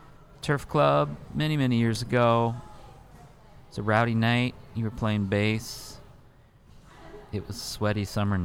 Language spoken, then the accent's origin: English; Cincinnati, Ohio, United States; now in Minneapolis, United States; I grew up in Cincinnati, Ohio